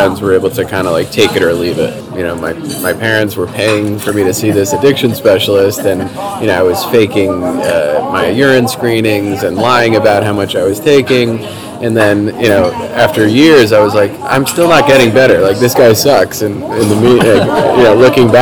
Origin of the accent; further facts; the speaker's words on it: New Jersey, United States; I grew up in New Jersey in the suburbs of Manhattan.